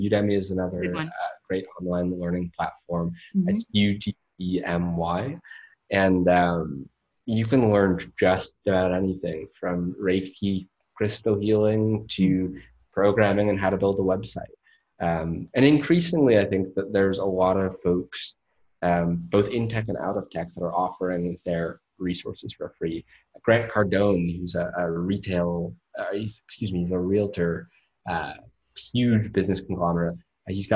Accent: Menlo Park, California, United States; moved away as an adult; now in Austin, Texas, United States; I grew up in Menlo Park with Facebook

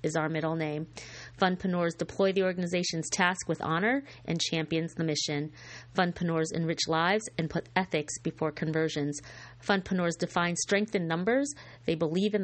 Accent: Scotia, New York, United States; It was in my hometown, a little town called Scotia Glenville in Scotia Glenville, New York.

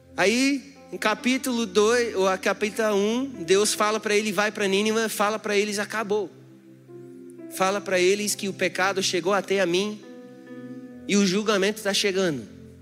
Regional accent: United States; Portuguese is a second language; also born or lived in Brazil; now in Brasília, Brazil; Eu sou americano

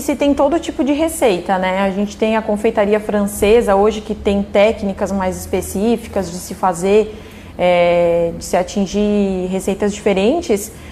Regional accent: Urussanga, Santa Catarina, Brazil; moved away as an adult; also born or lived in Tubarão; now in Orleans, Brazil; Eu nasci em Uruçanga

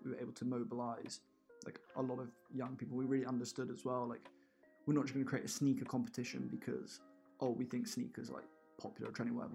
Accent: Bedford, East of England, United Kingdom; I'm from Bedfordshire

